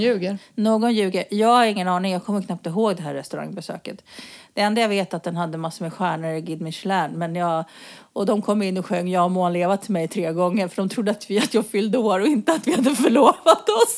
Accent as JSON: {"language": "Swedish", "country": "Sweden", "moved": "yes", "lives_now": "Spain", "said": "vi kommer från Sverige"}